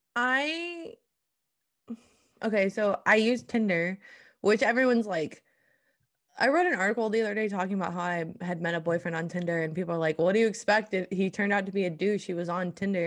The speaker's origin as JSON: {"language": "English", "region": "Iowa", "country": "United States", "tie": "born or raised there", "moved": "as an adult", "lives_now": "Oklahoma, United States", "said": "I went to a high school called Interstate thirty-five. It is a joke in Iowa"}